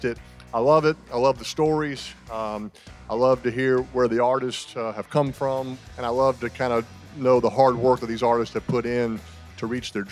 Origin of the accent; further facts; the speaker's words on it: New Orleans, Louisiana, United States; moved away as an adult; also born or lived in Knoxville, Tennessee; growing up in New Orleans